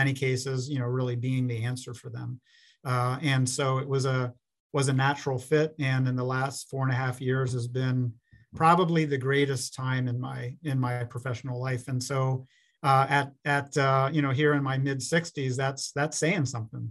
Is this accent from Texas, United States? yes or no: no; Pennsylvania, United States; moved away as an adult; also born or lived in Florida / Minnesota; now in Minneapolis–Saint Paul, United States; my home state of Pennsylvania